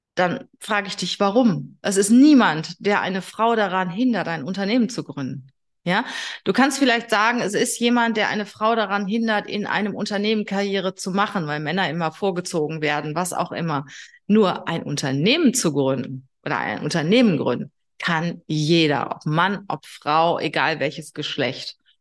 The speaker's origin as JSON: {"language": "German", "country": "Germany", "said": "bei uns in Deutschland"}